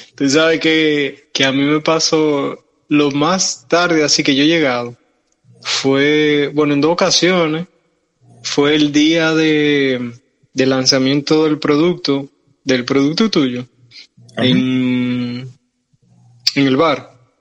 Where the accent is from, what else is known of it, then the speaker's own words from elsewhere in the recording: Santiago de los Caballeros, Santiago, Dominican Republic; llegué a, a Santiago, que es nuestra ciudad.